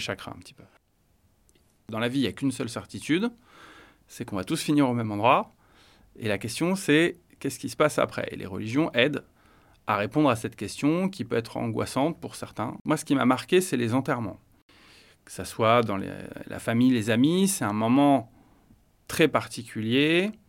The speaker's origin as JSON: {"language": "French", "town": "Paris", "region": "Île-de-France", "country": "France", "tie": "born or raised there", "said": "je suis né à Paris, euh, dans une famille euh, catholique. Donc j'ai vécu et j'ai grandi avec une famille"}